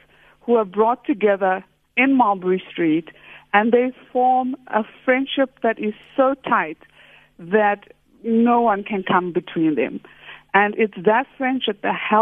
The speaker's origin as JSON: {"language": "English", "town": "Verulam", "region": "KwaZulu-Natal", "country": "South Africa", "tie": "born or raised there", "said": "I grew up in Verulam."}